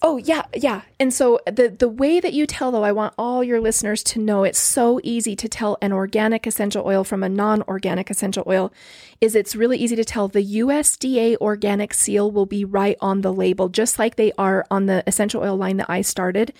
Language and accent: English; Orem, Utah, United States; also born or lived in Lindon, Utah / American Fork, Utah / Highland, Utah / Pleasant Grove, Utah; I've grown up here. I grew up in Orem